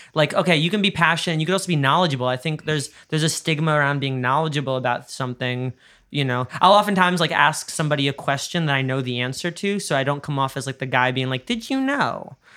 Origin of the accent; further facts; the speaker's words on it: New York, United States; we're both New Yorkers